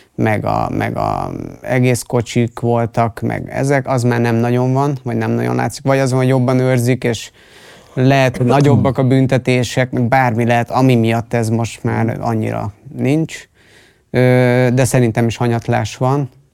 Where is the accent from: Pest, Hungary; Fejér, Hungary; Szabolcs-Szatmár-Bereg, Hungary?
Pest, Hungary; én Pest megyei vagyok